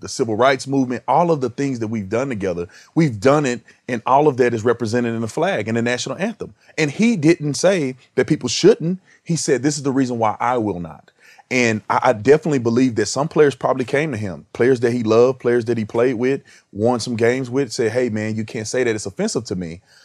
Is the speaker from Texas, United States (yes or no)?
yes; Texas, United States; growing up in Texas